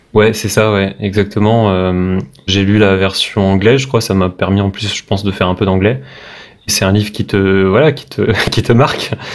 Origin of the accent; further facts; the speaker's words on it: Brest, Brittany, France; moved away as an adult; now in Paris, France; Je viens de Brest, à la base je suis breton, donc je suis expatrié